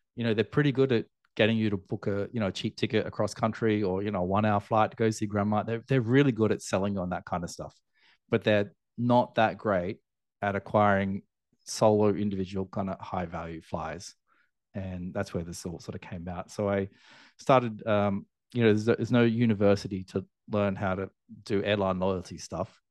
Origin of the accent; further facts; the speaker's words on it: Australia; moved away as an adult; now in Asia; I'm Australian, obviously, living in, in Asia now